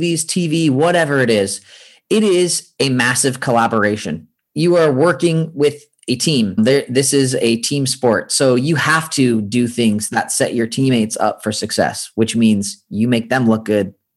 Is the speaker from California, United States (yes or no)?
yes; San Francisco, California, United States; moved away as an adult; now in Los Angeles, United States; I grew up in Northern California. So in San Francisco